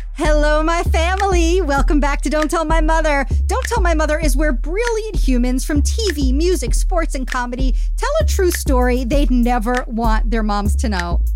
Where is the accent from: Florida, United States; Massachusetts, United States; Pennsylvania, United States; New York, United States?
New York, United States; New York City; I grew up in Queens